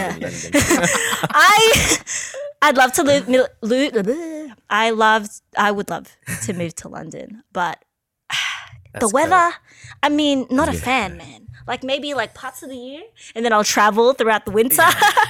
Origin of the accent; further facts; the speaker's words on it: Australia; also born or lived in Philippines; growing up in Australia, people don't really understand like what the Filipino culture is all about. And I grew up with a lot of Aussie friends who just didn't understand my life.